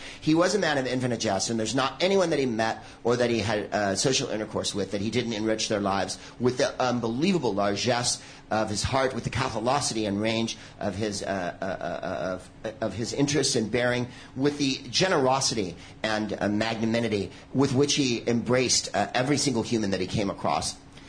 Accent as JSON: {"language": "English", "town": "San Francisco", "region": "California", "country": "United States", "said": "I knew him because I'm from San Francisco."}